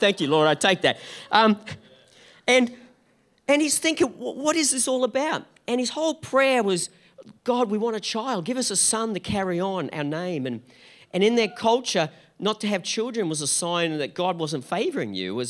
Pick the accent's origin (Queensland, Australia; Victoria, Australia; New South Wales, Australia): Queensland, Australia; Gold Coast; we're from the Gold Coast